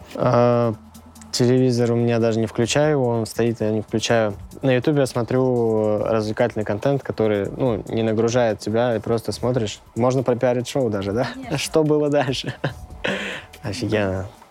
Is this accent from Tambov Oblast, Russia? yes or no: yes; Pervomaysky, Tambov Oblast, Russia; Я из Тамбовской области, поселок Первомайский